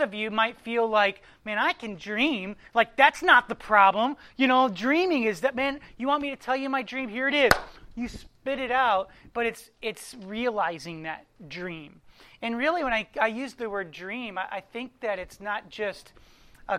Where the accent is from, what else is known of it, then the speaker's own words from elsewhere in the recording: Columbus, Ohio, United States; I am from Columbus, Ohio.